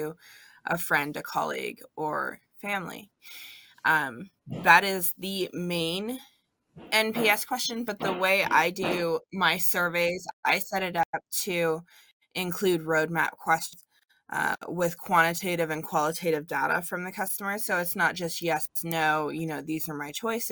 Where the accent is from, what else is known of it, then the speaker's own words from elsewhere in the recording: California, United States; moved away as an adult; now in Washington, United States; I was born and raised in California